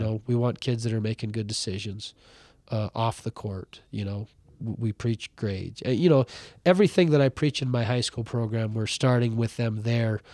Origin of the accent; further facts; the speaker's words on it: Ronan, Montana, United States; moved away as an adult; now in Butte, United States; was born and raised in Ronan